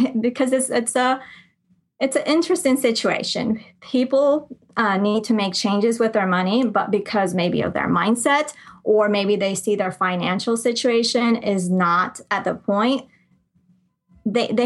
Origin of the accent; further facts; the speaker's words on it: Colombia; moved away; I grew up in Colombia. I'm from Colombia. So I grew up there part of the time